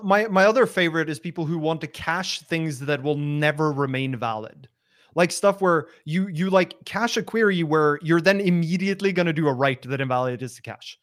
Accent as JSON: {"language": "English", "country": "Norway", "also_born_or_lived": "Australia", "moved": "as an adult", "said": "I'm from Norway originally"}